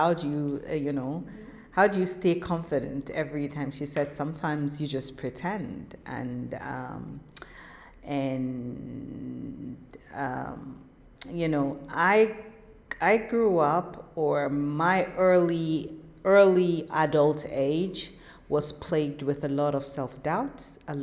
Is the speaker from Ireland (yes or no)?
no; Northern Nigeria, Nigeria; I'm a Muslim Northern Nigerian woman